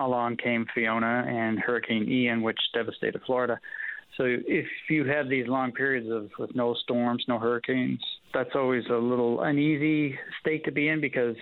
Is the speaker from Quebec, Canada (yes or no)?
no; Halifax, Nova Scotia, Canada; my hometown around Halifax